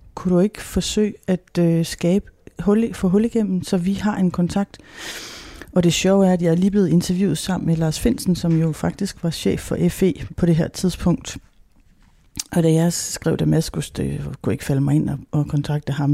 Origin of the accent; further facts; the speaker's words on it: Denmark; vi som danskere